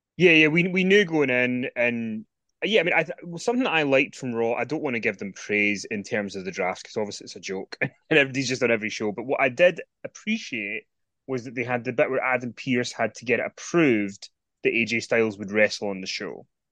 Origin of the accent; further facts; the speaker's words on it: Scotland, United Kingdom; It's in Scotland.